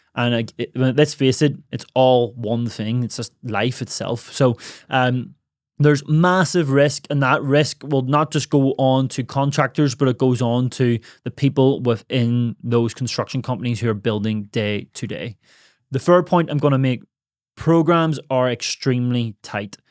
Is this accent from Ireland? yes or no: yes; Ireland; moved away; my hometown in Ireland